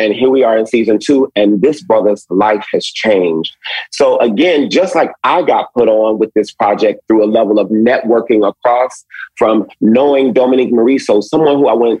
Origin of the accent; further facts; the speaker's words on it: Detroit, Michigan, United States; I am from Detroit, as you mentioned earlier, but my family is rooted in the South.